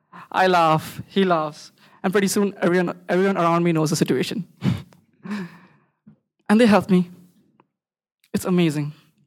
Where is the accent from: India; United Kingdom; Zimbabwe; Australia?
India; Bangalore, Karnataka; I was on a train from Ahmedabad to Bangalore, my hometown, where if you throw a stone, it lands on a software engineer or a startup founder because they're both stuck in traffic.